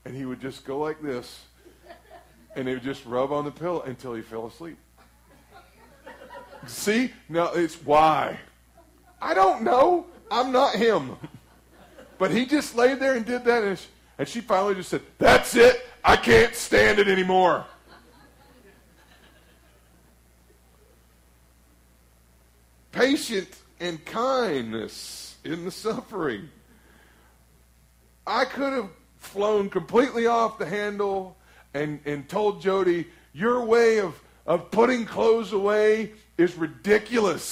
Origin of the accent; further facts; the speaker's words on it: Flatwoods, Kentucky, United States; I'm from Flatwoods, Kentucky